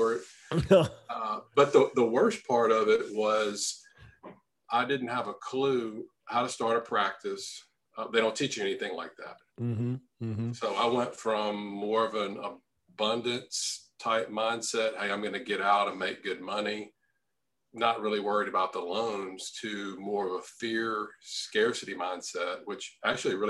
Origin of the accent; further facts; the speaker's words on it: Louisiana, United States; moved away as an adult; my hometown, Louisiana